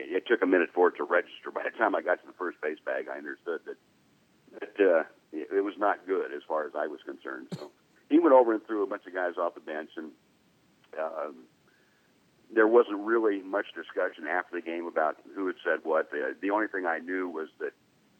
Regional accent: Fullerton, California, United States; I'm from Fullerton, which is right next to the city right next to Anaheim.

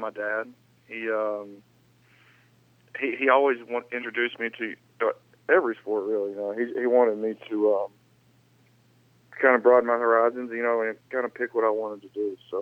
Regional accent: the South, United States; growing up in the South and going up to Idaho

